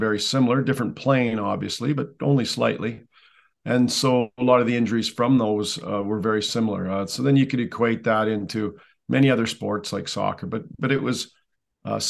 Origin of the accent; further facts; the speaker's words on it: Canada; I'm a Canadian, so hockey was first. It has to be by law up here.